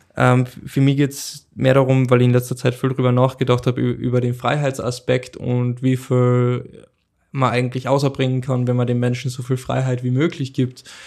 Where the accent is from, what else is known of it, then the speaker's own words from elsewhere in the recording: Carinthia, Austria; ich bin in Kärnten aufgewachsen